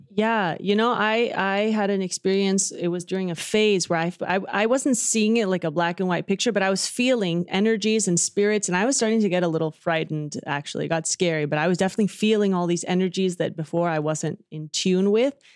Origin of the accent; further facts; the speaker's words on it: Dallas, Texas, United States; Dallas, Texas, where I was born